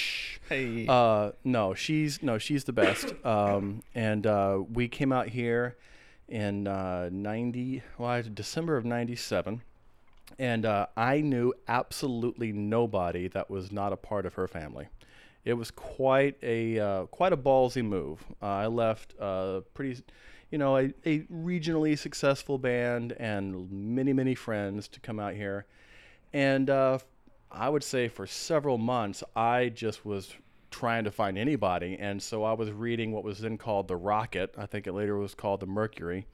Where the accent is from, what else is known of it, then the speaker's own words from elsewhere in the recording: Atlanta, Georgia, United States; also born or lived in San Antonio, Texas / Austin, Texas / Corpus Christi, Texas / Athens, Georgia; now in Portland, United States; i moved to atlanta and georgia is pretty much where i where i grew up uh, atlanta